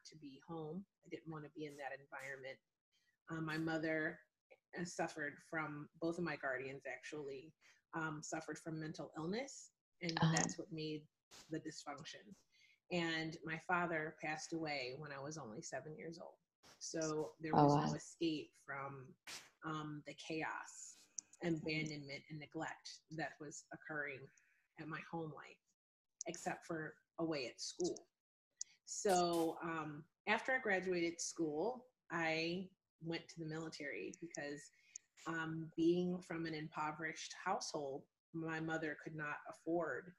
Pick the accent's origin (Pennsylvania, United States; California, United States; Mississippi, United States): Pennsylvania, United States; Hershey; also born or lived in Philadelphia, Pennsylvania; I was born in Pennsylvania and in Philadelphia to a unfortunately dysfunctional family